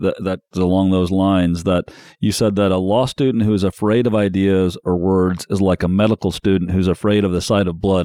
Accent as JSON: {"language": "English", "town": "South Bend", "region": "Indiana", "country": "United States", "tie": "born or raised there", "said": "I grew up in the South Bend, Mishawaka area"}